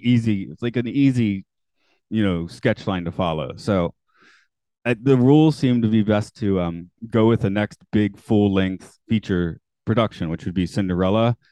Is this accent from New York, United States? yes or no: no; Atlanta, Georgia, United States; I'm from Atlanta